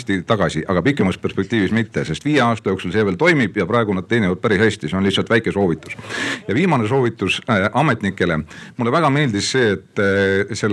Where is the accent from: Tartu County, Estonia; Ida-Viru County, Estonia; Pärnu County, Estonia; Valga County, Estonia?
Ida-Viru County, Estonia; ja olen Ida-Virumaalt